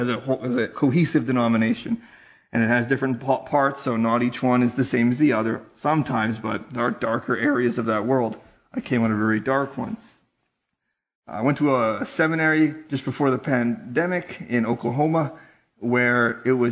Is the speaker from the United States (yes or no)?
no; Yukon, Canada; I'm from the Yukon Territory